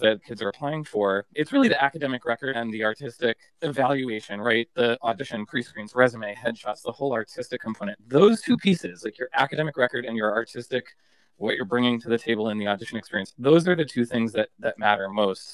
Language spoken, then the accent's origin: English; Massachusetts, United States; moved away; I'm from Massachusetts originally